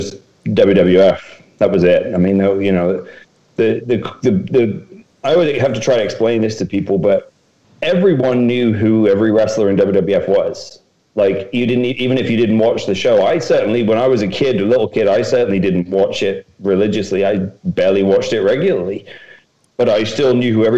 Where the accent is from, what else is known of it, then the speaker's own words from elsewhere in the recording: Docking, East of England, United Kingdom; I grew up in Docking, a little village, probably had 1,000 people in it. And so when you grow up in rural Norfolk like